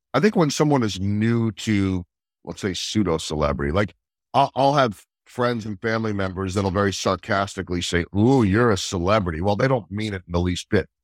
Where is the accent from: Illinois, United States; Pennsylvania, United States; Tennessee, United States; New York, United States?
Pennsylvania, United States; outside of Philadelphia; born or raised there; also born or lived in Chicago / Saint Louis; now in Kansas City, United States